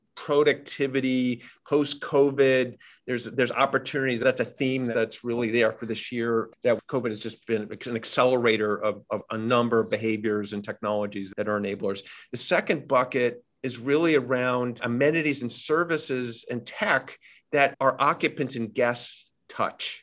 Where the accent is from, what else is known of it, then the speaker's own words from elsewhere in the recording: New York City, New York, United States; I'm born and raised in New York, multi generation in New York City